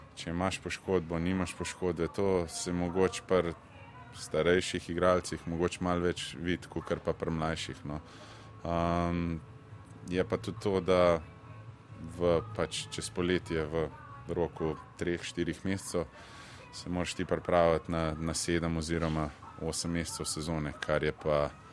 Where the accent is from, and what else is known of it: Slovenia